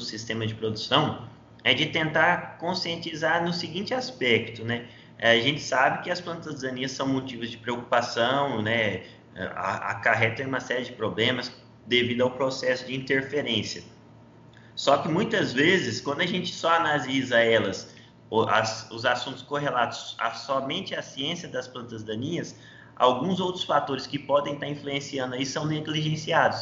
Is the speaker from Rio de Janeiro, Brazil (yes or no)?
no; Rio Verde, Goiás, Brazil; also born or lived in Maringá, Brazil / Florida, United States; eu sou natural aqui de Rio Verde, Goiás